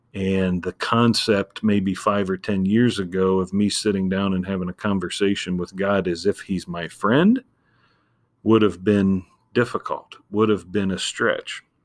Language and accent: English; Ohio, United States; growing up in Ohio